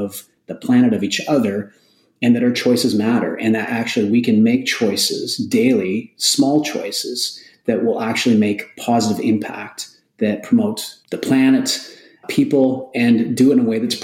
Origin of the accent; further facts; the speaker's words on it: Alberta, Canada; I was from Alberta